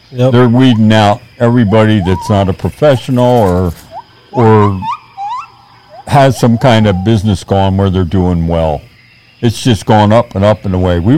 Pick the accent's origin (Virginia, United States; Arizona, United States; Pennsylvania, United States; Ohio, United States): Pennsylvania, United States; Philadelphia; I was born in Philadelphia and raised in Philadelphia.